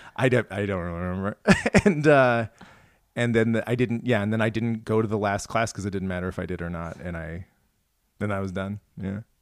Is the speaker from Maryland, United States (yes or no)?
no; Iowa, United States; moved away; also born or lived in St. Louis, Missouri; growing up in Iowa, like, nobody likes cultural stuff